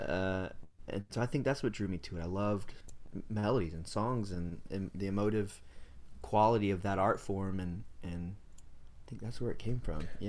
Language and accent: English; Greenville, North Carolina, United States; I grew up in Greenville, North Carolina.